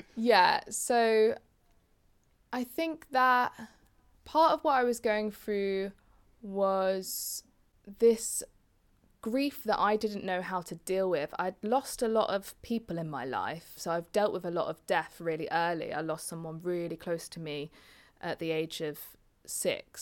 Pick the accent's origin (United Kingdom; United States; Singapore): United Kingdom; Leicester, East Midlands; I was brought up in Leicester